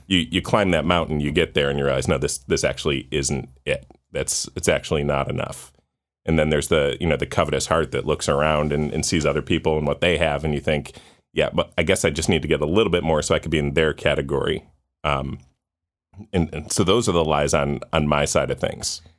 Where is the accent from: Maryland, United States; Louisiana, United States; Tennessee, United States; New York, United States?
New York, United States; Orchard Park; I grew up in Orchard Park, um, outside of Buffalo